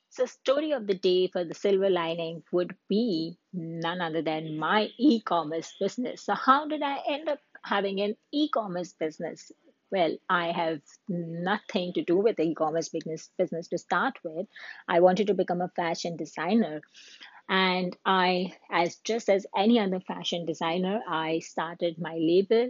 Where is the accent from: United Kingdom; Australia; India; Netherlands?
India; moved away as an adult; now in Canada; I'm an Indian woman who lived in Canada.